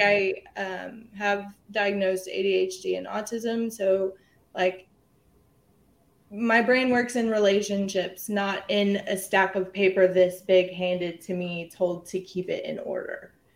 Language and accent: English; San Marcos, Texas, United States; I am from San Marcos, Texas. It's right outside of Austin. Um, born and raised here